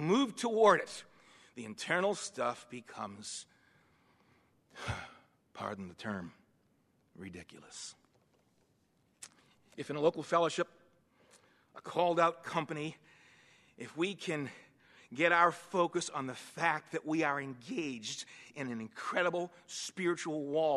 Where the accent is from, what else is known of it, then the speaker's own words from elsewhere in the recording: Boston, Massachusetts, United States; now in Western Pennsylvania, United States; I was born and raised in East Boston, Massachusetts